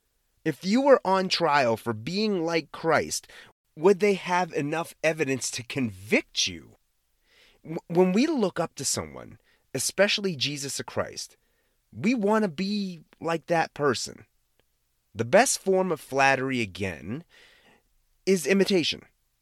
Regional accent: Massachusetts, United States; accent: Boston; like I'm sure I have a Boston accent, but I am from the Boston area and I used to have a Boston accent.

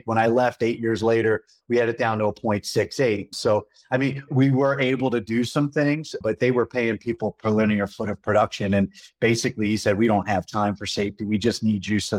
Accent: Philadelphia, Pennsylvania, United States; moved away as an adult; now in Colorado, United States; I'm originally from Philadelphia

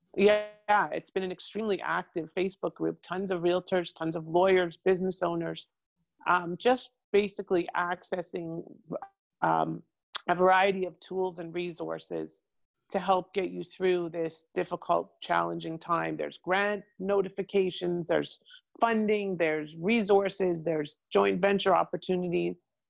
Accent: Toronto, Ontario, Canada; moved away as an adult; now in Boca Raton, United States; I came originally from Toronto and I moved here in the 90s with an ex husband, moved back to Toronto, came back here to escape the cold

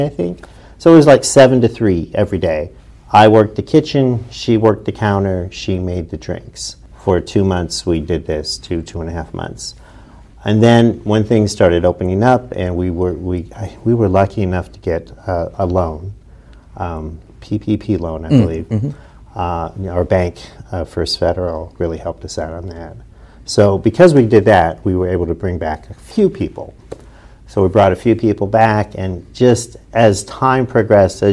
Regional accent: New Philadelphia, Ohio, United States; also born or lived in Utah; This is where my mom's family was from. So we moved back. I grew up here

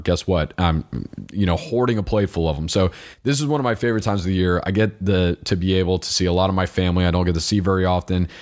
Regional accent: United States; I am an American

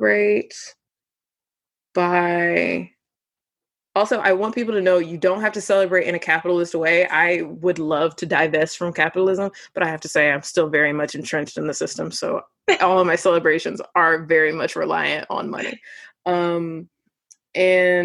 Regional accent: Midwest, United States; I'm from the Midwest

